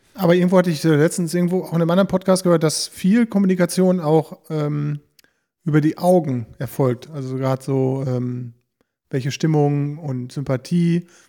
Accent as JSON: {"language": "German", "town": "Bünde", "region": "North Rhine-Westphalia", "country": "Germany", "tie": "born or raised there", "said": "in unserer Heimatstadt, in der Eschstraße, wir sind ja aus Bünde"}